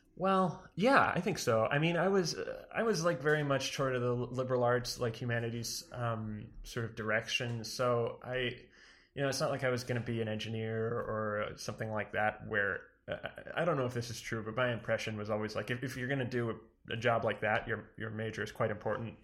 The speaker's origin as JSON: {"language": "English", "town": "Weare", "region": "New Hampshire", "country": "United States", "said": "I'm from New Hampshire originally, a small town called Ware."}